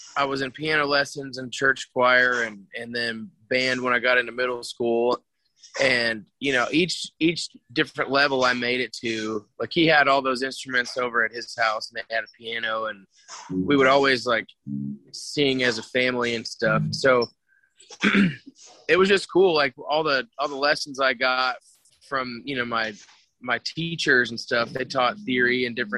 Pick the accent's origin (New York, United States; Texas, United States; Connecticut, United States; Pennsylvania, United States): Texas, United States; San Antonio; moved away as an adult; now in North Texas, United States; I grew up in San Antonio